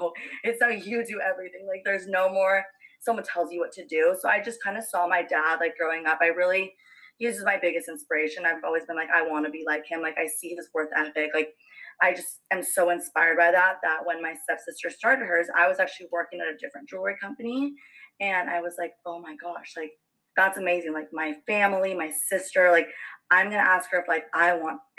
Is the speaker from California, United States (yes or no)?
yes; Fullerton, California, United States; also born or lived in Yorba Linda / Buena Park / Santa Ana; I was lovely born and raised here in California my whole life. I was born in Fullerton